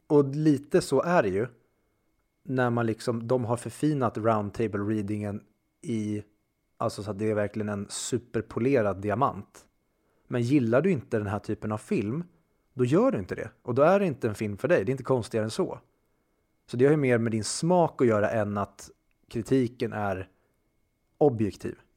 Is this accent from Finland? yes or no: no; Sweden; vi som konflikträdda svenskar